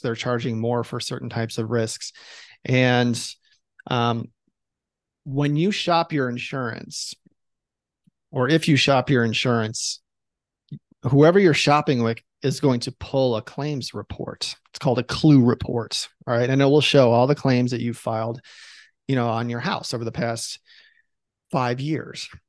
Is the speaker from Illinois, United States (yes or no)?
yes; Chicago, Illinois, United States; now in Boise, United States; I live in Idaho. I hail from Chicago, Illinois, originally